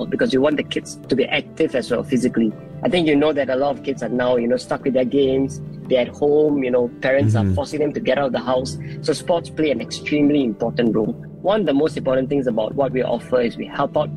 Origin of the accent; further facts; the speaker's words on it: Singapore; I was born and raised in Singapore and went through the entire local education system over here